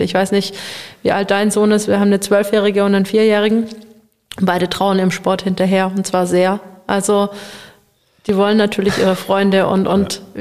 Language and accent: German; Baden-Württemberg, Germany; also born or lived in Nuremberg / Leipzig; ich wollte wieder hier in meine Heimatregion zurück. Ich bin hier aufgewachsen, meine Familie ist hier